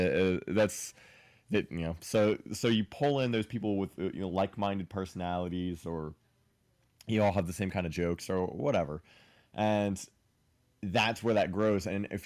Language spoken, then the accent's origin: English; Ohio, United States; now in Florida, United States; I'm from Ohio.